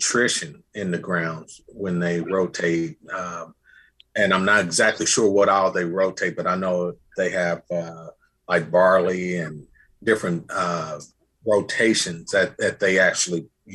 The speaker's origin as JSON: {"language": "English", "town": "Indianapolis", "region": "Indiana", "country": "United States", "said": "I'm from Indianapolis"}